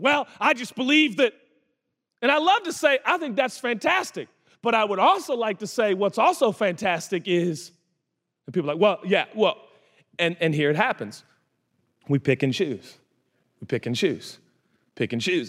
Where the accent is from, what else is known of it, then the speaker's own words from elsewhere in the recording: United States; It's called being American, and I'm proud to be one.